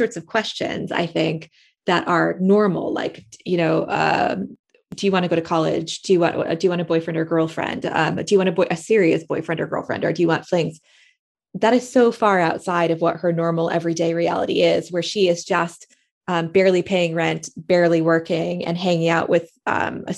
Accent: Middletown, Connecticut, United States; also born or lived in San Francisco; now in United Kingdom; my hometown of Middletown, Connecticut

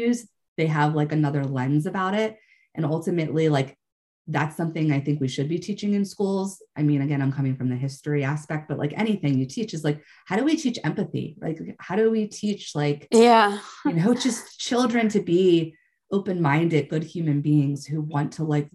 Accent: United States; I'm coming from the American perspective

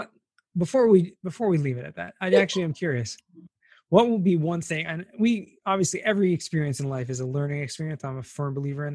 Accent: Los Angeles, California, United States; moved away; I grew up in Southern California, grew up

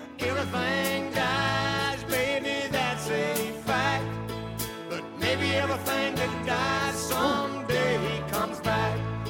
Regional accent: Sevier County, Tennessee, United States; we happen to both come from, I don't know, two of the 10 Catholic families growing up in Sevier County, Tennessee in the 90s.

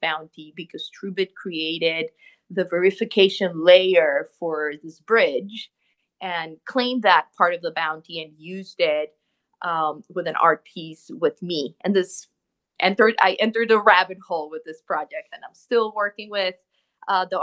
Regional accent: Bogotá, Colombia; moved away as an adult; now in New York, United States; I'm originally from Colombia, from Bogota, but I live in New York. I've been here 10 years

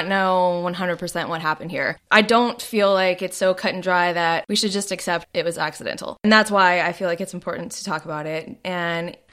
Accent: Arlington, Texas, United States; moved away; I grew up in Arlington, Texas

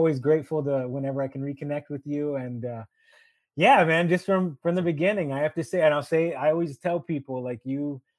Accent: Houston, Texas, United States; my hometown

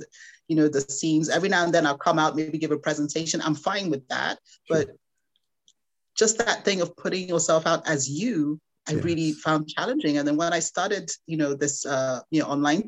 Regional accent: Nigeria; I'm Nigerian. I'm proudly Nigerian.

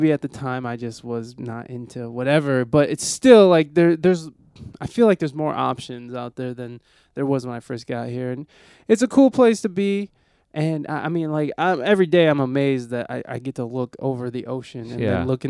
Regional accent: Toledo, Ohio, United States; I'm from Toledo, Ohio

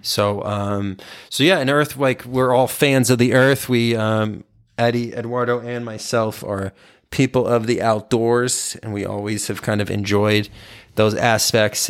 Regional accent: Texas, United States; I grew up in Texas

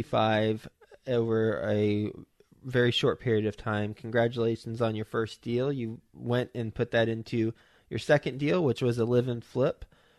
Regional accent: Fort Worth, Texas, United States; I'm from Fort Worth, so I know the area.

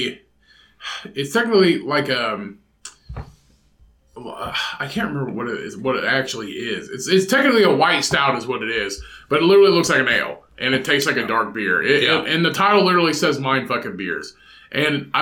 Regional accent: Indiana, United States; My state, my home state that I live

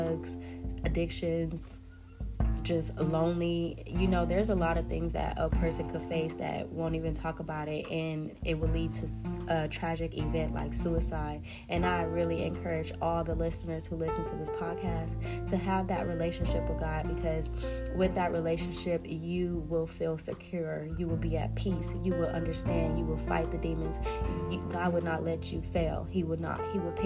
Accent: Compton, California, United States; also born or lived in Watts, Los Angeles; I was born in Compton. I was raised in the hood between Watts and Compton, all throughout the LA district.

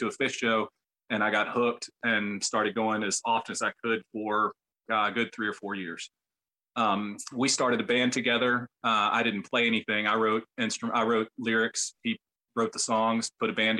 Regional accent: Memphis, Tennessee, United States; moved away as an adult; now in Nashville, United States; Growing up in Memphis

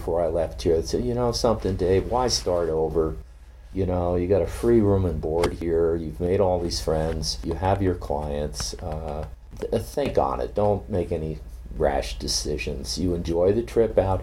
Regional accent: Cape Cod, Massachusetts, United States; moved away; my hometown in Cape Cod

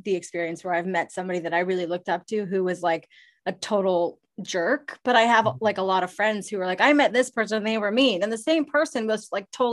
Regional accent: Ottawa, Ontario, Canada; moved away as an adult; also born or lived in Toronto; now in Los Angeles, United States; I'm from Ottawa

